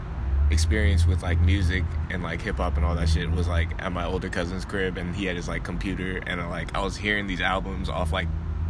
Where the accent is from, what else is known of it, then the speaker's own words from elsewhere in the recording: Southern California, United States; we're from Southern California.